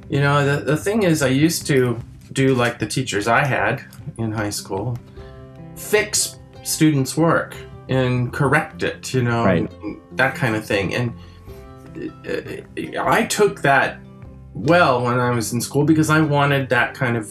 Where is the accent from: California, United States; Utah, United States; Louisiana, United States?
California, United States; first language French; English is a second language; also born or lived in France; I grew up in California, my family came from Quebec